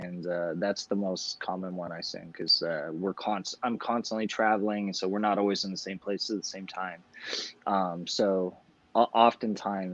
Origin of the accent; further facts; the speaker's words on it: Los Angeles, California, United States; I grew up in Los Angeles